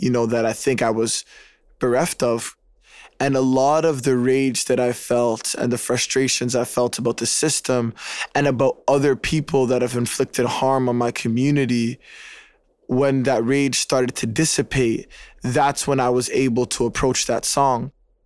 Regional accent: Toronto, Ontario, Canada; I was raised in Regent Park. It's the first and largest housing project in Canada. It's right at the center of downtown Toronto

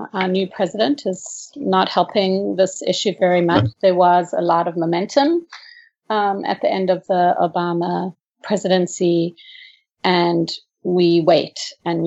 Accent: South Africa; moved away; I grew up in South Africa

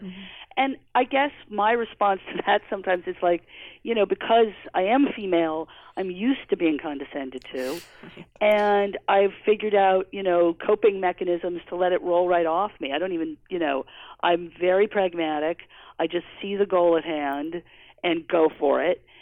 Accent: New York City, New York, United States; also born or lived in Providence, Rhode Island; I grew up in Manhattan

